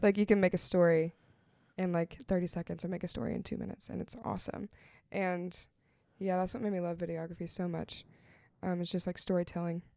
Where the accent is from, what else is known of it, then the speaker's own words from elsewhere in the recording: Nashville, Tennessee, United States; growing up in Nashville